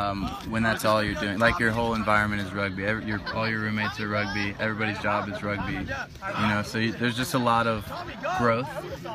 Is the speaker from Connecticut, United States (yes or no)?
no; Marietta, Georgia, United States; moved away; I was born in Marietta and I'm from the southeast